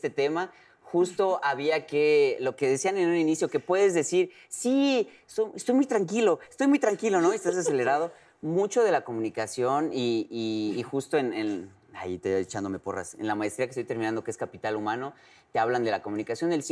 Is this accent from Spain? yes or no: no; Yucatán, Mexico; como yucateco